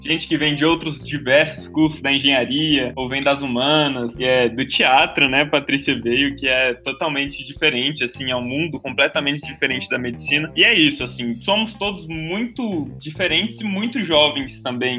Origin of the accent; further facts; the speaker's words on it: Brasília, Federal District, Brazil; moved away as an adult; also born or lived in Maceió; now in Salvador, Brazil; eu vim de Brasília, fiz toda a minha vida escolar, vivi toda a minha vida em Brasília